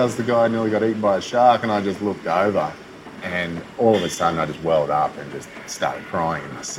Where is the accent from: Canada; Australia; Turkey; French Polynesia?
Australia; accent: Aussie; she heard my Aussie accent.